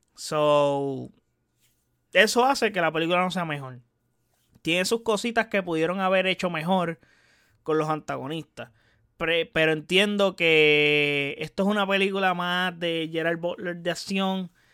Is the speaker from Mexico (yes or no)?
no; Puerto Rico; Yo que soy de Puerto Rico